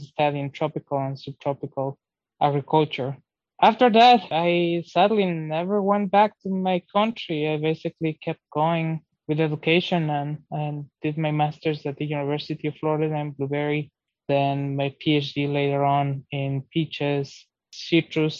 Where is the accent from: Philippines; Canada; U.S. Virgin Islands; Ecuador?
Ecuador; English is a second language; now in Georgia, United States; I'm originally from Ecuador, South America